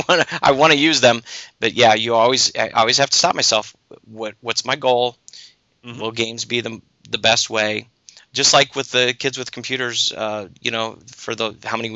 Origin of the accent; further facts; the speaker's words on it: United States; I'm an American